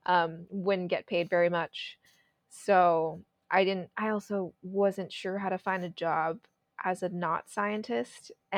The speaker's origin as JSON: {"language": "English", "town": "Sunnyvale", "region": "California", "country": "United States", "tie": "born or raised there", "also_born_or_lived": "Davis, California / Beaverton, Oregon", "moved": "as an adult", "lives_now": "Portland, United States", "said": "I grew up in California. I grew up in the Bay Area in Sunnyvale, and I pretty much lived there my entire life until I moved outside of California."}